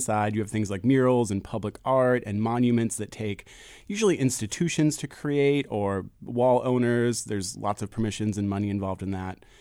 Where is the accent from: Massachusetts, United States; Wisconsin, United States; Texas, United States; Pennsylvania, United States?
Pennsylvania, United States; Philadelphia; I grew up in Fishtown, I grew up in Philly